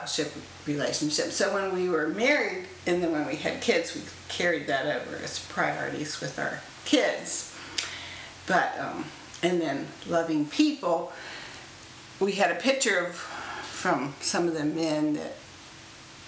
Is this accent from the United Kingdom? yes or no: no; Florida, United States; I grew up in Florida, and my dad was an engineer for NASA at the Space Center